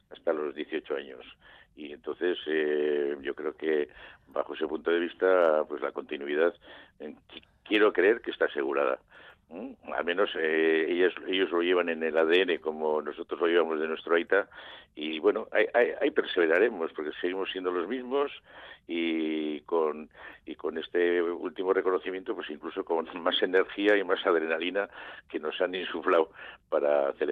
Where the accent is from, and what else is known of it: Basque Country, Spain